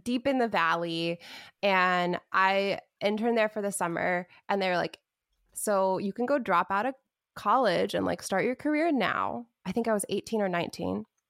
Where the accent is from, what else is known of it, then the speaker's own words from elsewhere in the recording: Wichita, Kansas, United States; now in Los Angeles, United States; I am from Wichita, Kansas, born and raised